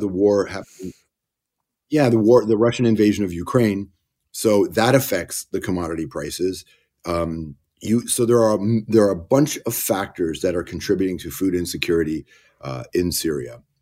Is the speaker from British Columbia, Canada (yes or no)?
no; Toronto, Ontario, Canada; born or raised there; also born or lived in Malton, Ontario